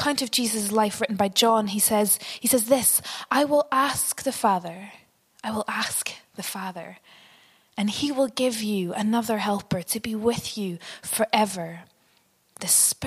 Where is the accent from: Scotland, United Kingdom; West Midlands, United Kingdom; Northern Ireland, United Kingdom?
Northern Ireland, United Kingdom; The house that I grew up in was quite big. It was drafty, loads of dark corners upstairs. And my parents, like a lot of Northern Irish parents, seemed obsessed